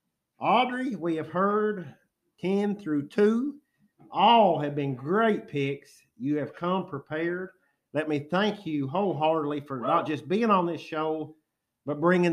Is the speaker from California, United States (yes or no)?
no; Jackson, Kentucky, United States; I'm from Eastern Kentucky.